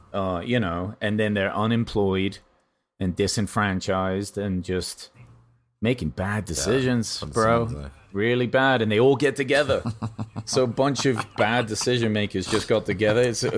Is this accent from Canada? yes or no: no; England, United Kingdom; now in United States; I guess I shouldn't even say this because I'm English, and but I am a citizen of America.